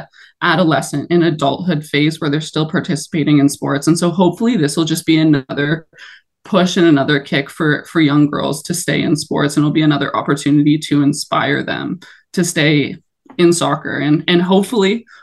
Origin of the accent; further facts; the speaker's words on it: Toronto, Ontario, Canada; in my hometown, like playing in BMO Stadium